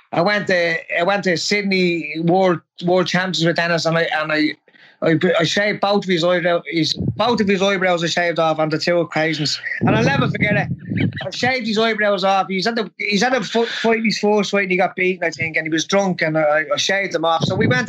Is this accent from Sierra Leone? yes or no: no; Ireland; I was from Glimnet, which was a rough enough place